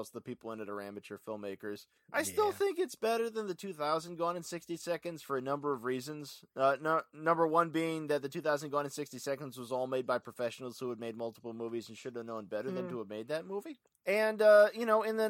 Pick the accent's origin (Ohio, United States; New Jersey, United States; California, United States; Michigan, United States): California, United States; Ventura; my hometown of Ventura.